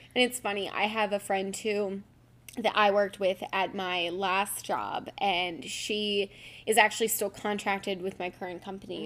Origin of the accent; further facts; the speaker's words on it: Philadelphia, Pennsylvania, United States; lucky we're from Philly